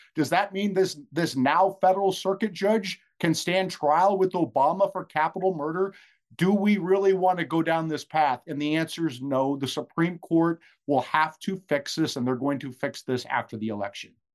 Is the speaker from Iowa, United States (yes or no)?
yes; Iowa, United States; I was raised in Iowa